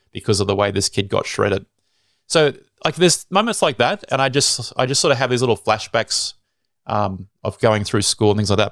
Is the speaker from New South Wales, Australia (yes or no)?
yes; Sydney, New South Wales, Australia; I was born in Sydney.